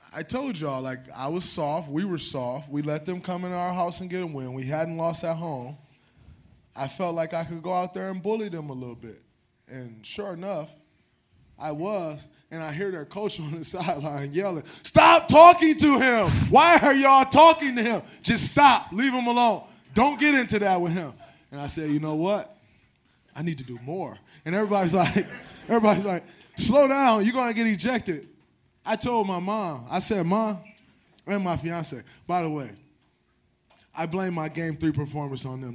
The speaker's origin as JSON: {"language": "English", "town": "Saginaw", "region": "Michigan", "country": "United States", "said": "I'm from Saginaw"}